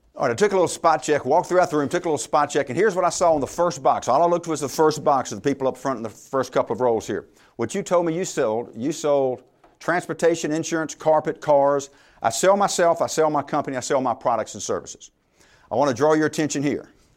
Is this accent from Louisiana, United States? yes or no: yes; Louisiana, United States; I'm from Louisiana. I went to LSU